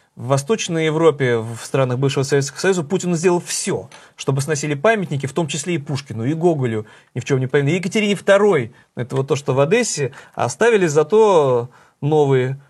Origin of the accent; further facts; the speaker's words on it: Saint Petersburg, Russia; моим родным городом